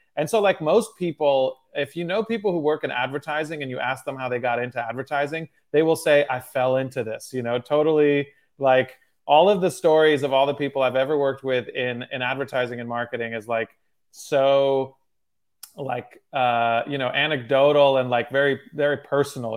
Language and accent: English; Cincinnati, Ohio, United States; also born or lived in Moscow, Russia / Michigan; I moved to Cincinnati, Ohio